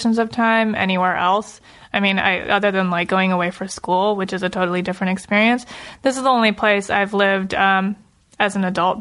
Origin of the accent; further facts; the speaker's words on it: Los Angeles, California, United States; I grew up in the suburbs. So I grew up in the Valley, Encino, and now I live right where you live, like central Los Angeles.